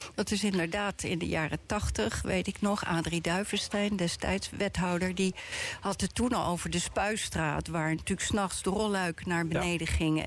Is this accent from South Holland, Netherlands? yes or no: yes; The Hague, South Holland, Netherlands; ons als Hagenaar zelf